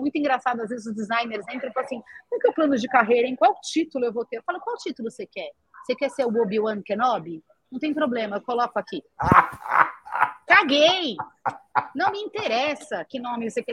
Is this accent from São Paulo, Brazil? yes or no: yes; São Paulo, Brazil; A gente era de São Paulo, eu sempre brinco, eu sou tão de São Paulo que eu nasci na Avenida Paulista